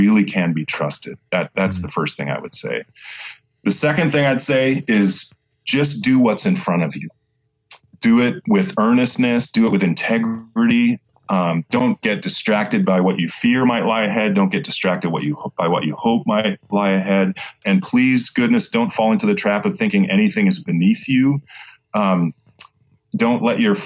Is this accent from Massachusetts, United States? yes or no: yes; Boston, Massachusetts, United States; I grew up in Boston